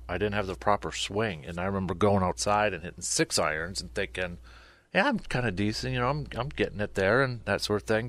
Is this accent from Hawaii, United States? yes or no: no; Medford, Wisconsin, United States; growing up in Medford